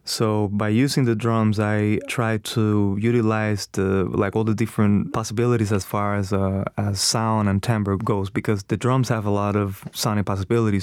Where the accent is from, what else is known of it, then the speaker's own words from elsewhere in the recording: Cuba; now in United States; I'm from Cuba, so I try to study different things that I grew up